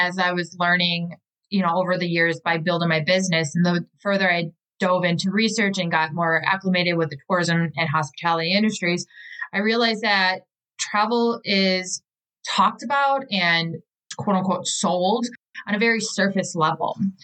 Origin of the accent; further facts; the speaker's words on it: Milwaukee, Wisconsin, United States; I'm from Milwaukee, Wisconsin